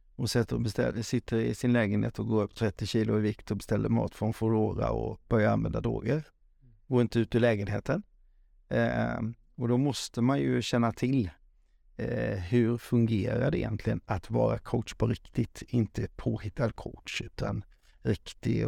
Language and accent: Swedish; Falkenberg, Halland County, Sweden; Falkenberg, för där är jag född och uppväxt